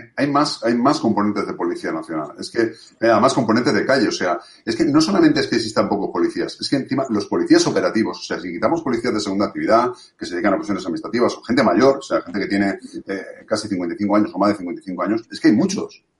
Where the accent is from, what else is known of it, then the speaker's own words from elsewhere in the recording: Valencia, Valencian Community, Spain; yo soy de Cabañán, a mí no me lo vas a contar. yo lo he vivido, durante toda mi vida